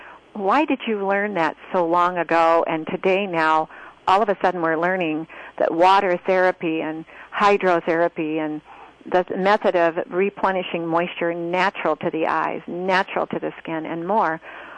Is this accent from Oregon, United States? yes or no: yes; Roseburg, Oregon, United States; also born or lived in Grants Pass, Oregon; I grew up most of my life in Roseburg.